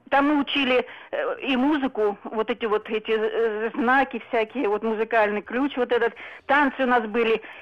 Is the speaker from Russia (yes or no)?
yes; Krasnoyarsk, Krasnoyarsk Krai, Russia; also born or lived in Estonia; now in Almaty, Kazakhstan; я вообще уроженка с Красноярска, сейчас живу в Алматы, вам звоню.